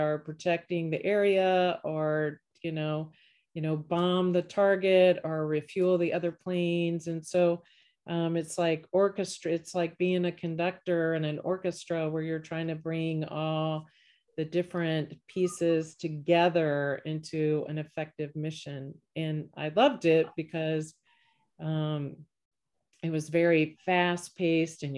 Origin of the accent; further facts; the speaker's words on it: Virginia, United States; moved away as an adult; also born or lived in Texas / Oklahoma / Florida / Colorado; now in Raleigh, United States; I grew up in Virginia